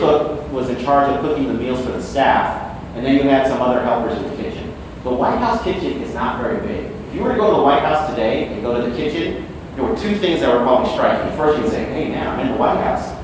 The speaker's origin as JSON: {"language": "English", "town": "Denver", "region": "Colorado", "country": "United States", "tie": "born or raised there", "said": "born and raised in Denver, Colorado, went to Stanford undergrad, Georgetown Law School. I was practicing law in Denver"}